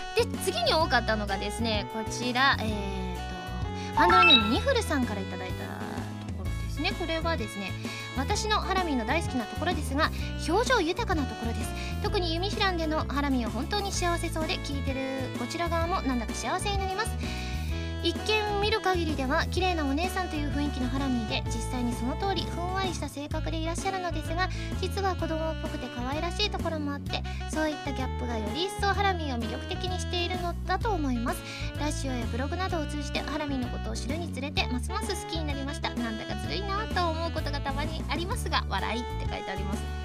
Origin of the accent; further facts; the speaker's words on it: Osaka, Japan; moved away; でも私も昔大阪だとねなかなか降らなかったので雪の思い出ってなかなかなかったんですけれども